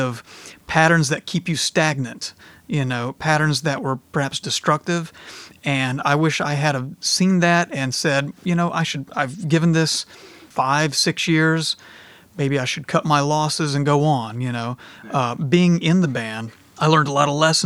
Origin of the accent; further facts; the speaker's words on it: North Carolina, United States; I'm from the South